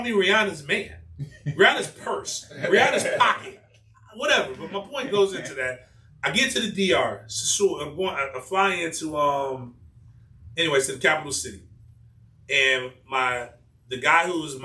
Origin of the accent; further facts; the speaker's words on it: United States; moved away; also born or lived in Spain; as an American